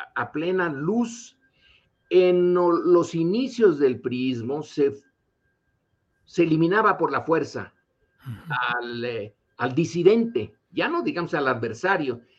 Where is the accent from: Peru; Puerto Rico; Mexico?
Mexico; nosotros como mexicanos